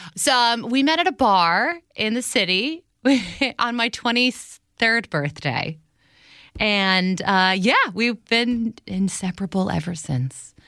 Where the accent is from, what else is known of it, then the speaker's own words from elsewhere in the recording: New Jersey, United States; I'm from New Jersey